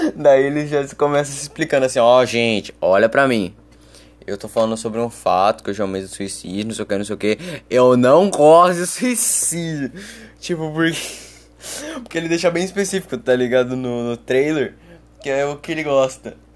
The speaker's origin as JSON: {"language": "Portuguese", "country": "Brazil", "said": "eu sou, eu sou brasileiro"}